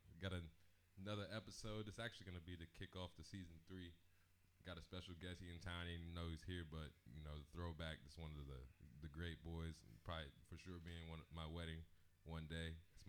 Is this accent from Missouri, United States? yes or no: yes; Farmington, Missouri, United States; I came from Farmington